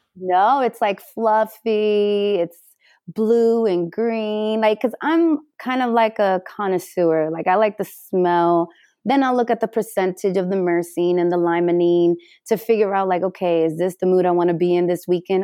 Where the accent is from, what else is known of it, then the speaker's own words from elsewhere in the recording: New York City, New York, United States; also born or lived in Delancey Street, Manhattan; now in Los Angeles, United States; I am originally from the Bronx